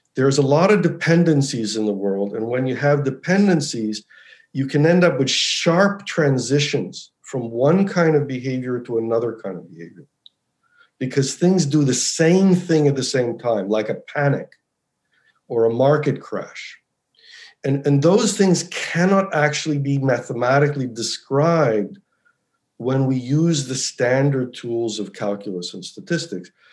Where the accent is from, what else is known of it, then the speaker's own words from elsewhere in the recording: United States; I actually grew up in the U.S. I was born in the U.S.